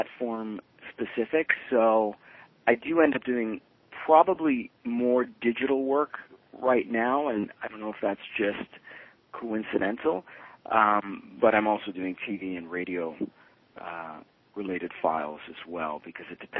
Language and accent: English; Toronto, Ontario, Canada; I grew up in Toronto. My parents were originally from Italy, so I'm a child of immigrants. Grew up in East End of Toronto, sort of Danforth and Pape